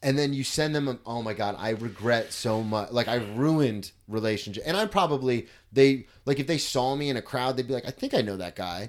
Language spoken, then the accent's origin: English; Florida, United States; I'm a comic from Florida